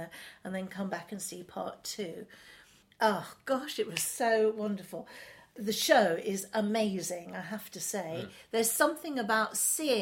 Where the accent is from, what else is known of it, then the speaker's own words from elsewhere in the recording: London, United Kingdom; I was brought up in Chelsea. I'm not a Chelsea girl. I'm not a Sloane girl. But my family are Londoners